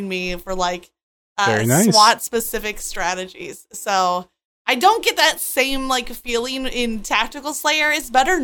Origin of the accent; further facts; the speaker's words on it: Michigan, United States; I grew up in Michigan